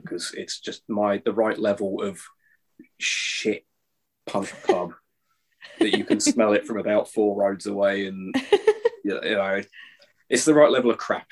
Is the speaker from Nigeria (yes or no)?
no; Chatham, South East England, United Kingdom; now in Scotland, United Kingdom; I was born in Chatham